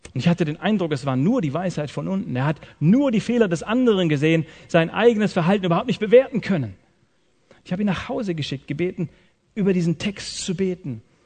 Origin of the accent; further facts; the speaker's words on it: Swabia, Germany; Ich komme aus dem Schwabenland